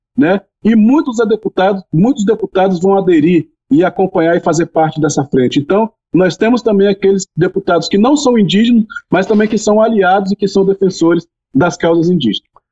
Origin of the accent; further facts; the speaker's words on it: Espírito Santo, Brazil; Lá no Espírito Santo, onde é a minha região, inclusive, né, na minha aldeia